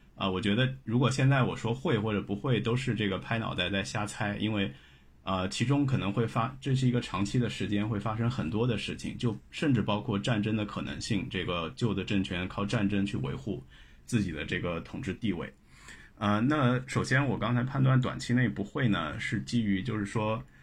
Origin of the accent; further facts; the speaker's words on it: China; 我们作为中国人